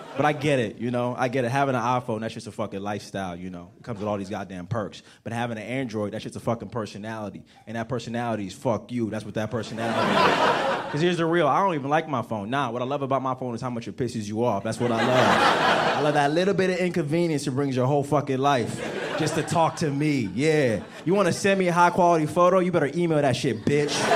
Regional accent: right outside of Washington D.C., District of Columbia, United States; also born or lived in Nigeria; I'm from Africa, but I grew up right outside of Washington D.C.

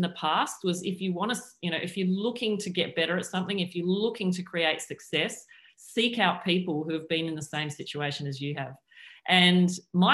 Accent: Adelaide, South Australia, Australia; where I grew up in Adelaide

